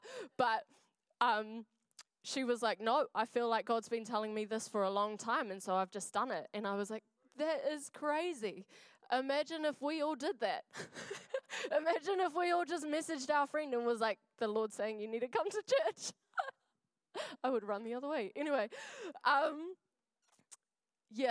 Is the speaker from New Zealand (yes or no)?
yes; Wainuiomata, Wellington, New Zealand; now in Dunedin, New Zealand; I am from Wellington. I grew up in a little place called Nainai.